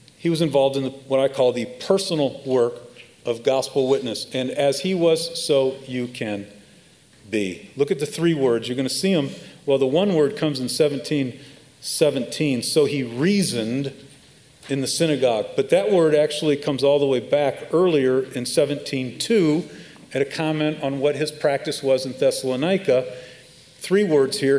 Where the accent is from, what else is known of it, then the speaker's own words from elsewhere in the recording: Chicago, Illinois, United States; moved away; I'm from Chicago